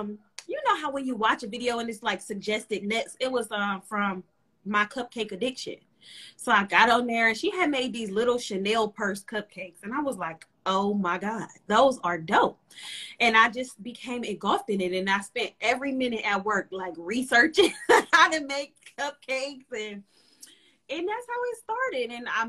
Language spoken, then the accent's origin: English; Cleveland, Ohio, United States; I'm from Cleveland, Ohio, 216.